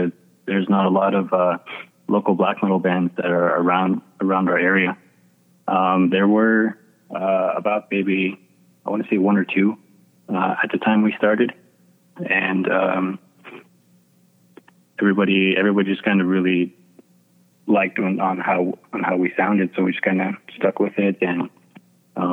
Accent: Ganado, Arizona, United States; we are from Ganado, Arizona, and we are all Navajo, from the Navajo Nation up here in Arizona

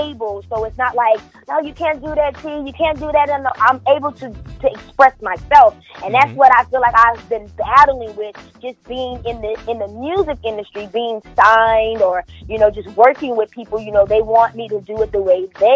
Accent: Kentucky, United States; now in Los Angeles, United States; I'm coming from Kentucky

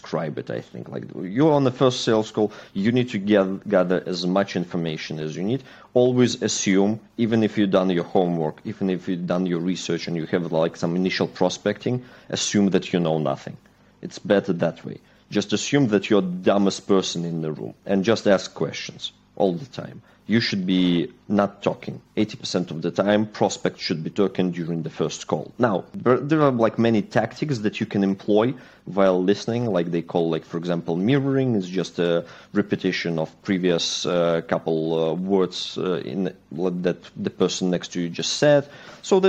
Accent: Belarus; also born or lived in Manchester, United Kingdom; I'm originally from Belarus, Eastern Europe

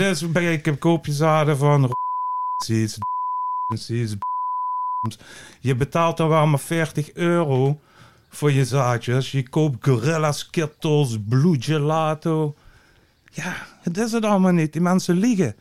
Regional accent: Netherlands; als Nederlander

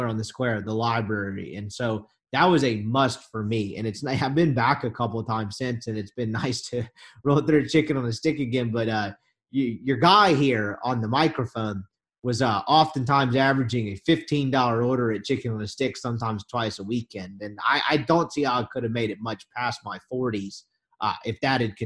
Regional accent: Jackson, Mississippi, United States; I grew up in Jackson

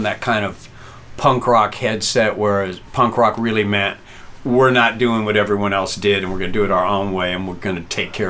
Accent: Riverside, California, United States; moved away as an adult; now in Los Angeles, United States; I didn't move here till like. I mean, I'm from, like, you guys are from Carlsbad. I'm from Riverside

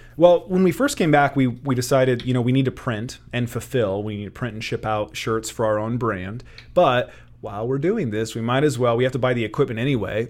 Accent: Kearney, Nebraska, United States; grew up in Kearney, Born and raised

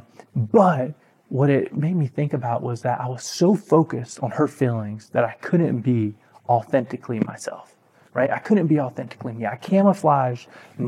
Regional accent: Aynor, South Carolina, United States; I grew up in a town called Ainer, South Carolina.

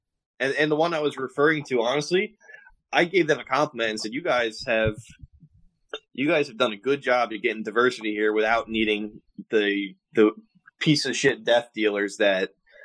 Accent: White Plains, New York, United States; I grew up in White Plains.

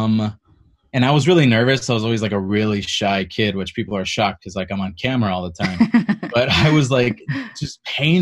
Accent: East Chicago, Indiana, United States; I am originally from Northwest Indiana, East Chicago, Hammond

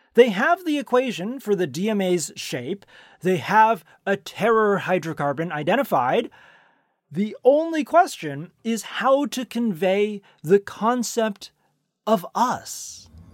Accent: Silicon Valley, California, United States; I grew up in Silicon Valley, where it was common to go trick-or-treating at Steve Jobs' house

